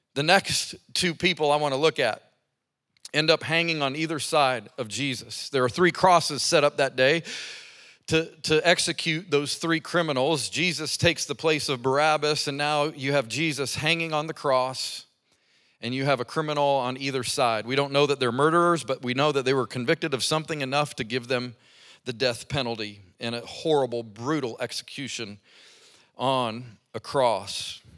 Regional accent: Colorado Springs, Colorado, United States; now in Birmingham, United States; I grew up in Colorado Springs at the foot of Pikes Peak.

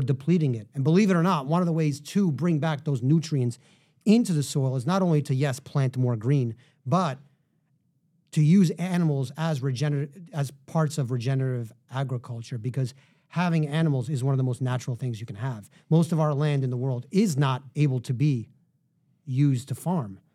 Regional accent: New York City, New York, United States; I grew up in Manhattan

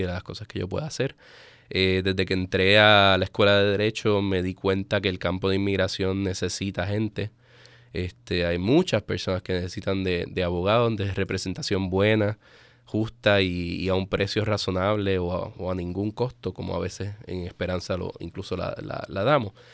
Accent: Puerto Rico; moved away as an adult; also born or lived in Spain; now in Baltimore, United States; yo soy puertorriqueño. Eh, nacido y criado en Puerto Rico, me mudé a Baltimore apenas en mayo

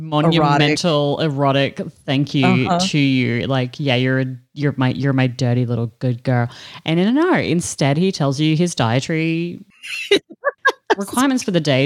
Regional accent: Australia

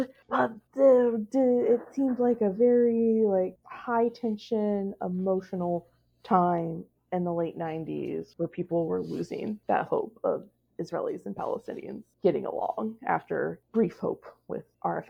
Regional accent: United States; I'm like an American just having fun on my birthright trip.

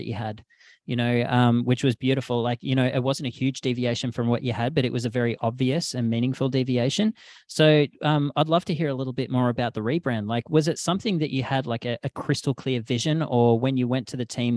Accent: Australia; moved away as an adult; growing up in Australia

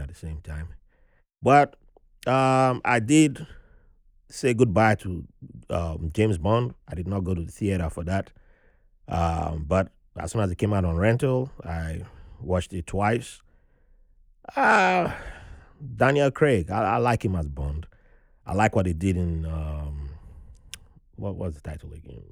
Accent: Nigeria; now in New York, United States; how privileged I was growing up in Nigeria

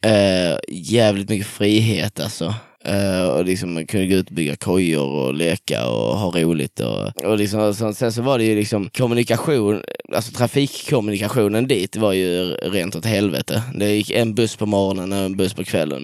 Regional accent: Dönaberga, Skåne, Sweden; now in Kristianstad, Sweden; jag är ifrån eh, en sjukt liten ort. Det är sju hus runt en landsväg som heter Dönaberga. Eh, i, eh, mitt i Göinges skogar.

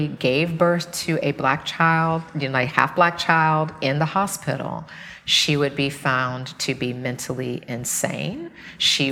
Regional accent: the South, United States; I grew up in the South.

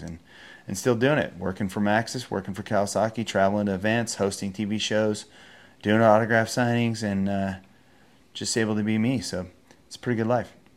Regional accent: Encinitas, California, United States; also born or lived in San Francisco, California; I am from Encinitas, California

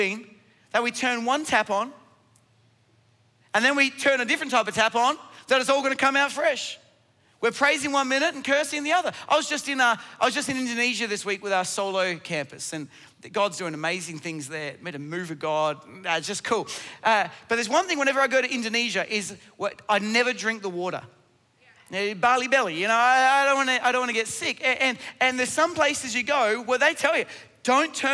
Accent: Australia

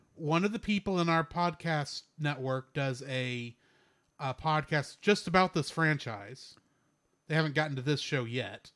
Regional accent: Texas, United States; my pride as a Texan

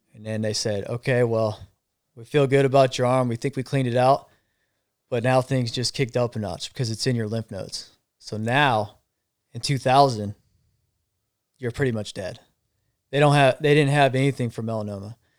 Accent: Arizona, United States; I'm from Arizona, so it gets hot

